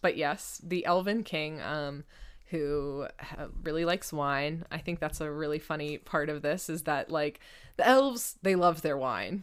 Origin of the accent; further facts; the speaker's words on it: United States; I'm an American